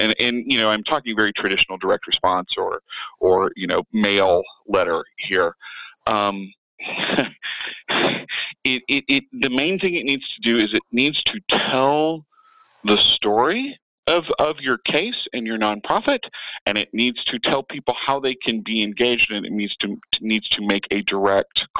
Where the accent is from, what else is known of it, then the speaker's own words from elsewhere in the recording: Atlanta, Georgia, United States; moved away as an adult; now in Las Vegas, United States; I'm originally from Atlanta. I moved to Vegas in 2002